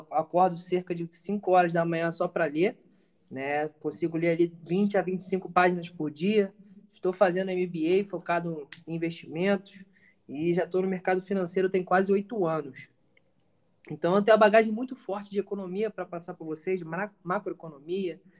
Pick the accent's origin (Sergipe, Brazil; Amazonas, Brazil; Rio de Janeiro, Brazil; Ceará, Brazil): Rio de Janeiro, Brazil; now in Bahia, Brazil; idade 20, 25 agora, vou fazer 26, tá? Venho do Rio de Janeiro, mas agora eu sou baiano.